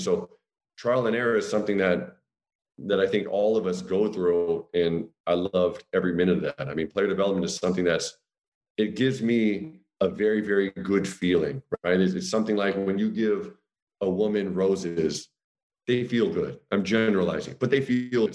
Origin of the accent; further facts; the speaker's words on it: United States; moved away as an adult; also born or lived in Austria; now in Germany; as an American